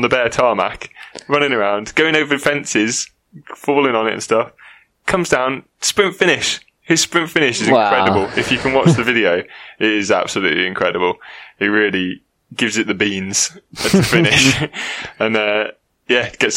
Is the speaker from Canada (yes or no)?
no; England, United Kingdom; We're the English